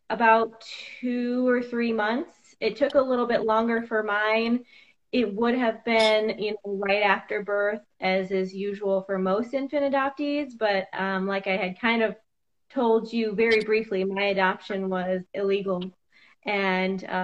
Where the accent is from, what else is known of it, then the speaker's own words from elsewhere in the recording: Cedar Rapids, Iowa, United States; also born or lived in Sioux City; I was born in Sioux City, Iowa. It was the Orange City branch of Bethany Christian Services